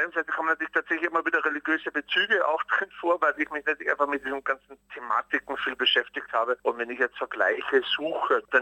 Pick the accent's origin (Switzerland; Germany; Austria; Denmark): Austria; also ich bin in Österreich aufgewachsen ne?